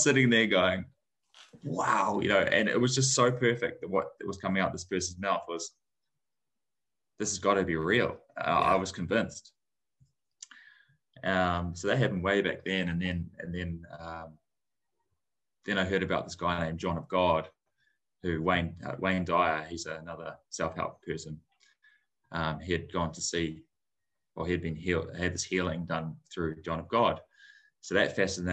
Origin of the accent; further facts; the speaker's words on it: New Zealand; growing up in New Zealand, my dad is Māori, New Zealand Māori.